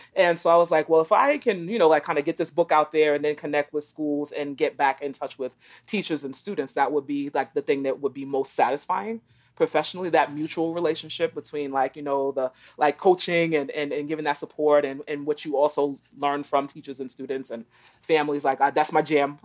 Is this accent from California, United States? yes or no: no; New York City, New York, United States; moved away as an adult; also born or lived in East Texas / Boston; I grew up in New York City, in Brooklyn in particular